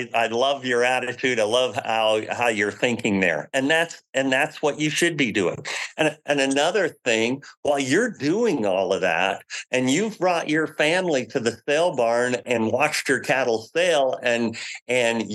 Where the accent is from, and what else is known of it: United States